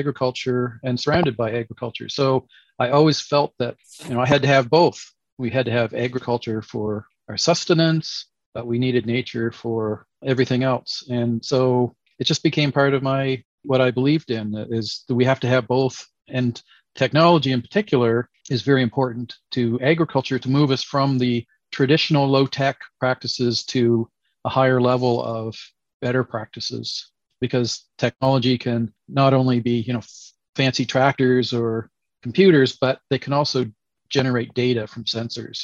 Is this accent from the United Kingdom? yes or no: no; Canada; also born or lived in Nova Scotia, Canada / Montreal, Quebec, Canada; I grew up in Canada, basically grew up surrounded by orchards and agriculture, and did my degrees in Nova Scotia and Quebec, Montreal specifically